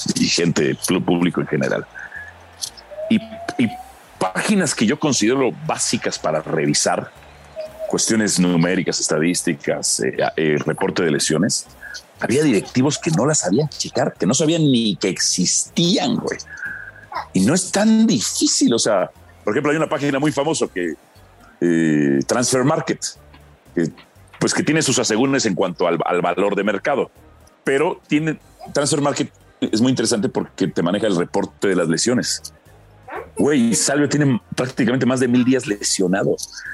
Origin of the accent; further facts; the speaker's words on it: Mexico; also born or lived in Guatemala; México. Eh, yo nací en Guatemala por accidente, nada más